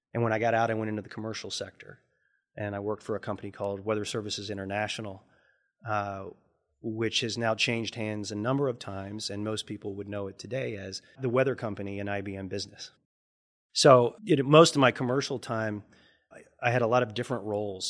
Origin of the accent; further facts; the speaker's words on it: Lexington, Kentucky, United States; also born or lived in Montana; growing up in Lexington